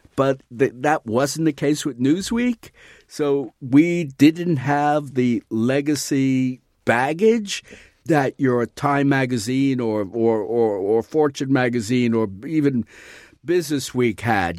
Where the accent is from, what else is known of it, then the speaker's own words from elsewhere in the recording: New York City, New York, United States; When I was growing up in New York City